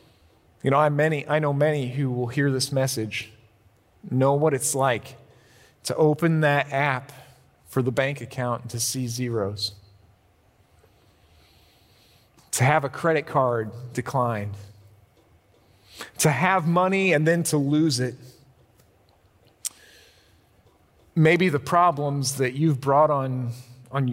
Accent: Illinois, United States; I grew up in Illinois

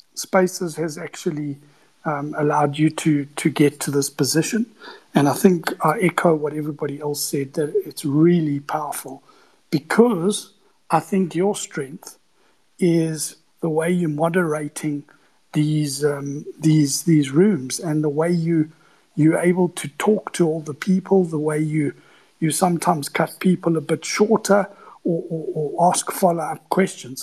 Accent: South Africa; I'm from South Africa, 20 year sell side analyst.

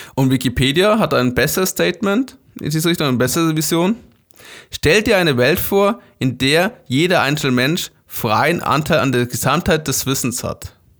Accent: Germany; Wir als Deutsche

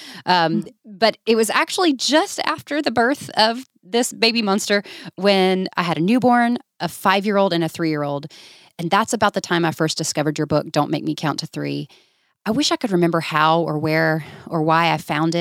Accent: Georgia, United States; moved away as an adult; now in Birmingham, United States; we're originally from Georgia

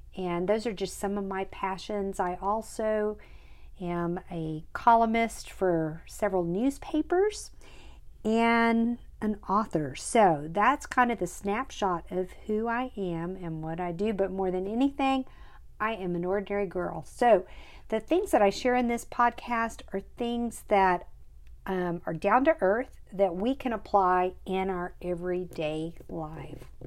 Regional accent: Kerrville, Texas, United States; moved away as an adult; now in Uvalde, United States; I grew up in Kerrville.

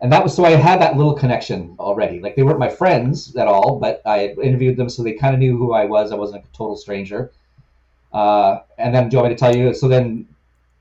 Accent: Victoria, British Columbia, Canada; also born or lived in Vancouver; I'm from Victoria, BC, born and raised in this town, which is their hometown

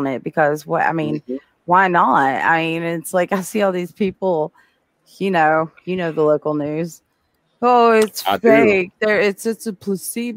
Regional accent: Appalachia, United States; I'm bipolar and Appalachian

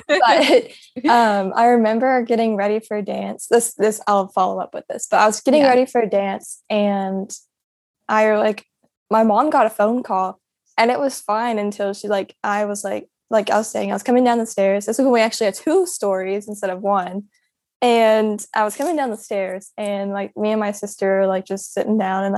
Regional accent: Clarksville, United States; So I was born in Clarksville and pretty much grew up there until my dad got injured.

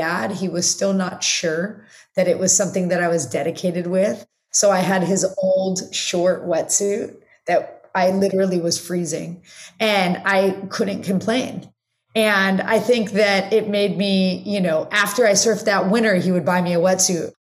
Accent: Los Angeles, California, United States; I grew up in the Valley. So living in Los Angeles, living not at the beach

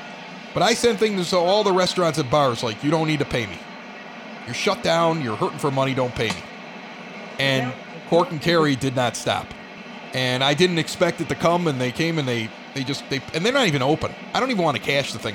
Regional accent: Chicago, Illinois, United States; also born or lived in West Coast; I'm from Chicago. South Side

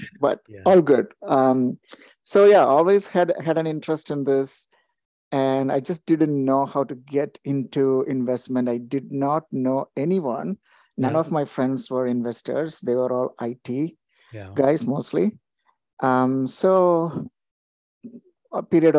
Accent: India; moved away as an adult; also born or lived in United States; now in Toronto, Canada; I'm originally from India, then moved to US in 2000, and then moved to Canada in 2008. Been in the Toronto area ever since.

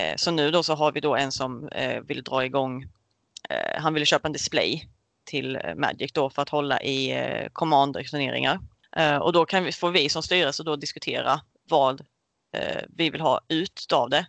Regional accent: Karlshamn, Blekinge, Sweden; jag kommer från Karlshamn eh, som ligger i lilla Blekinge

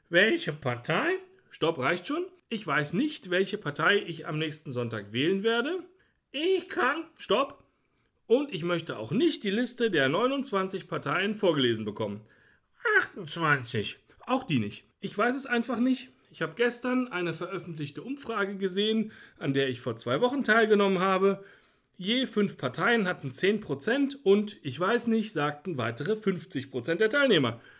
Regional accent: Bavaria, Germany; Ich bin Franke.

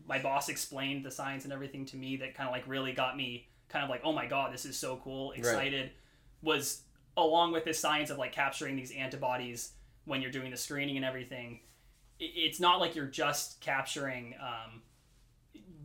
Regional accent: Carlsbad, California, United States; I'm from Carlsbad, from like San Diego area.

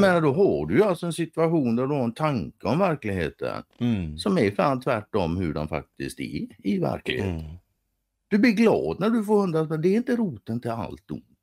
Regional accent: Sweden; som svensk.

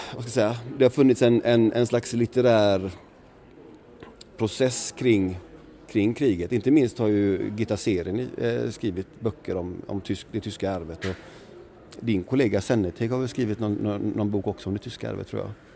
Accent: Sweden; jag var svensk

